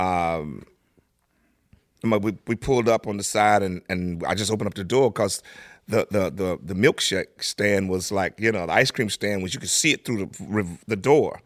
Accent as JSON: {"language": "English", "town": "Tulsa", "region": "Oklahoma", "country": "United States", "tie": "born or raised there", "also_born_or_lived": "Langston, Oklahoma", "said": "Tulsa is where I grew up"}